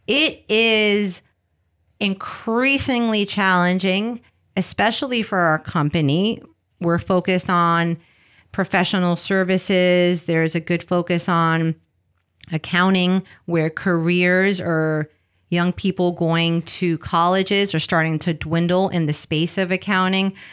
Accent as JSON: {"language": "English", "town": "New York City", "region": "New York", "country": "United States", "tie": "born or raised there", "second_language": "English", "moved": "as an adult", "lives_now": "California, United States", "said": "I grew up in the Bronx, raised by my abuela. Uh, English is my second language."}